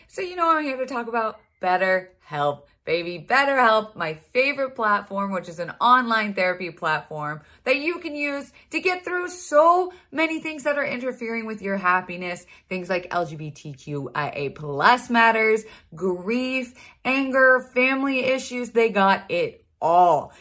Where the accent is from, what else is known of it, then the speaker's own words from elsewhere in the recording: Florida, United States; I was raised in Florida